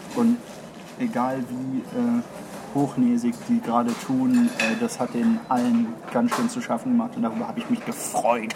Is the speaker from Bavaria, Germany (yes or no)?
no; Düsseldorf, North Rhine-Westphalia, Germany; ich bin in Düsseldorf groß geworden